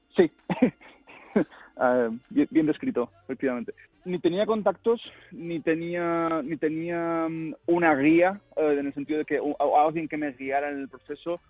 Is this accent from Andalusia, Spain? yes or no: no; Zaragoza, Aragon, Spain; moved away as an adult; now in Spokane, United States; Yo soy de Zaragoza, eh, nacido y crecido y vivido en Zaragoza.